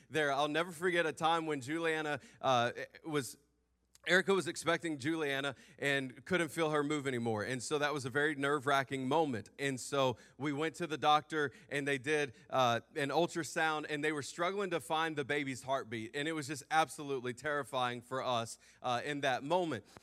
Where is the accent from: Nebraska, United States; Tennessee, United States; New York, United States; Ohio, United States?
Tennessee, United States; Memphis; moved away; I'm from Memphis